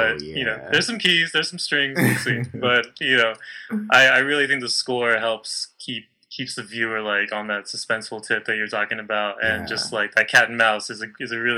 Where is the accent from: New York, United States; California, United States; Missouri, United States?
California, United States; Southern; growing up in Southern California